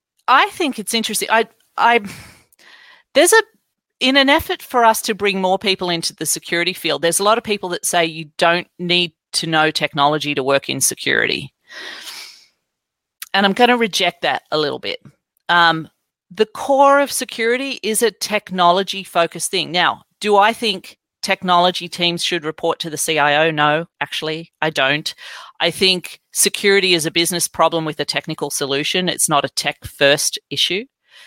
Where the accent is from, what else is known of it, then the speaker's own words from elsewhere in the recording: Australia; moved away; I could talk about my own story about growing up in Australia and coming over here and having to feed Windows 95 disks into computers in the 90s.